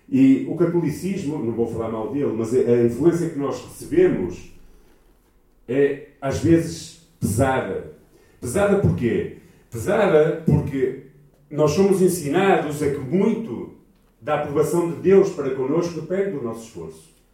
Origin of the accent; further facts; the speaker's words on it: Portugal; Nós somos portugueses e os portugueses são muito pessimistas